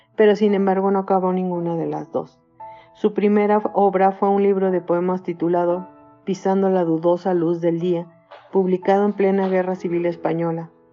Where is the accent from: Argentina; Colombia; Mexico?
Mexico; also born or lived in Temoaya, State of Mexico; soy mexicana, tengo 55 años de edad y vivo en Temuaya, Estado de México